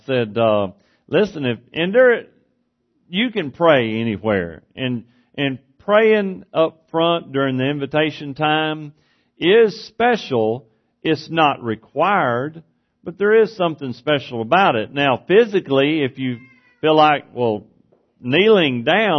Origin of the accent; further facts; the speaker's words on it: East Texas, United States; moved away as an adult; where I grew up in East Texas